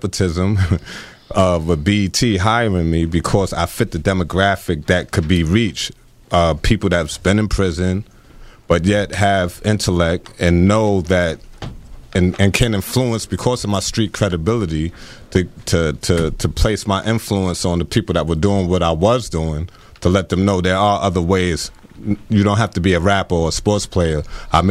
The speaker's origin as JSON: {"language": "English", "town": "New York City", "region": "New York", "country": "United States", "tie": "born or raised there", "said": "I come from the Pink Houses, grew up in Brownsville as well, and it was predominantly black. And before that, I had grew up until I was 8 years old in Park Slope"}